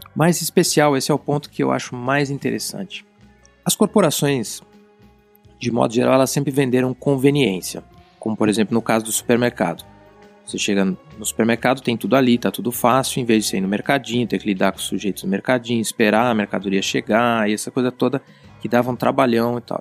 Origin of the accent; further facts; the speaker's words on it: Brazil; eu, que sou brasileiro